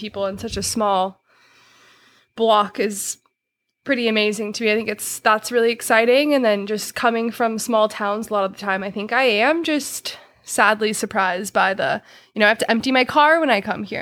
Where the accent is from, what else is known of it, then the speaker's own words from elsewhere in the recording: Yuba City, California, United States; also born or lived in Truckee; I'm from Yuba City